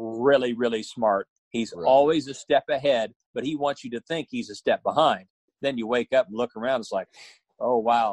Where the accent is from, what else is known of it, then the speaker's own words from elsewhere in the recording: Missouri, United States; now in Oklahoma, United States; I grew up in Missouri